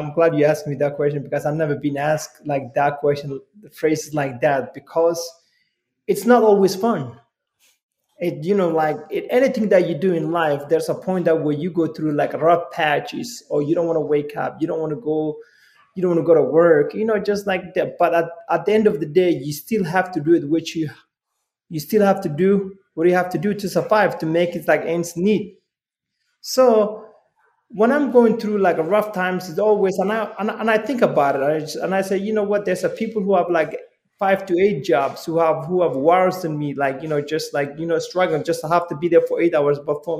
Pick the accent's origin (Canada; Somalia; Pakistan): Somalia; now in United States; I came from Somalia, you know, I came to this country as a refugee, came with my family